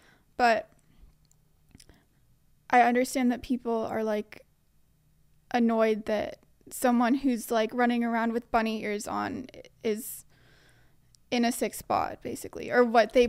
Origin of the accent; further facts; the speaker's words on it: New York, United States; moved away as an adult; now in Australia; New York.